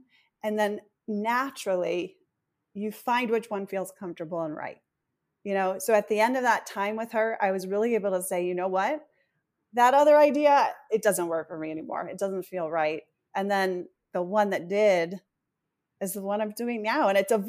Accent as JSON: {"language": "English", "region": "East Coast", "country": "United States", "lives_now": "Los Angeles, United States", "said": "I come from the East Coast and moved to LA in 2016."}